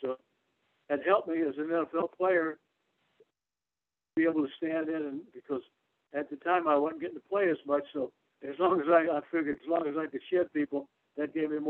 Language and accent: English; the South, United States; accent: Southern; one of the things I had to learn to do was not speak Southern, because I came from the South. I had that good old boy Southern twang.